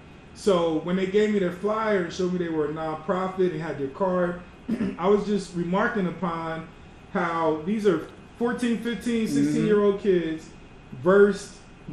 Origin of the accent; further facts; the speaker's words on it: Philadelphia, Pennsylvania, United States; Because I was from Philly, Delaware. I didn't have that.